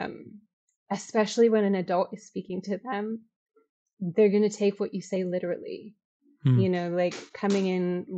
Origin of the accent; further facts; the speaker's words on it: Chicago, Illinois, United States; I'm from Chicago. I taught in Chicago.